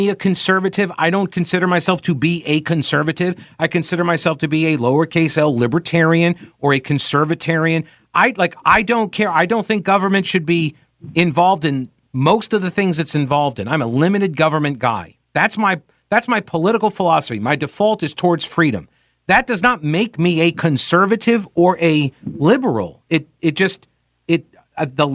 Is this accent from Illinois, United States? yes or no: no; New York, United States; moved away; I grew up in New York in a Catholic church, and there were a lot of Italians around